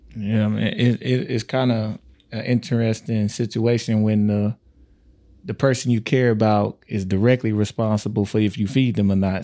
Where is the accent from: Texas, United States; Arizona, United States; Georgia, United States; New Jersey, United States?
Texas, United States; Tyler; now in Omaha, United States; I'm from Texas